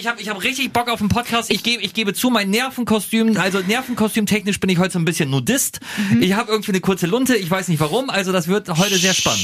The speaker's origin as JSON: {"language": "German", "region": "Lower Saxony", "country": "Germany", "said": "bei uns in Niedersachsen"}